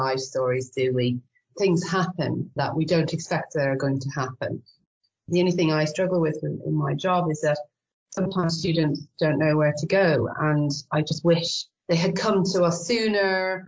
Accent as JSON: {"language": "English", "country": "Ireland", "accent": "Irish", "moved": "as an adult", "lives_now": "York, United Kingdom", "said": "I could probably tell from my accent I'm Irish, but I married an English guy, so that's what found me in the UK."}